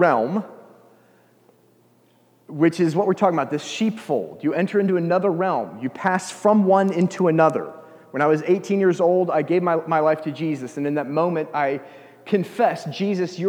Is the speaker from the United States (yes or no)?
yes; United States; moved away; I'm an American